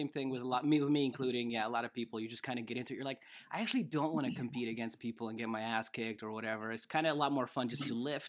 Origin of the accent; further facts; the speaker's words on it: Russia; moved away; I moved here from Russia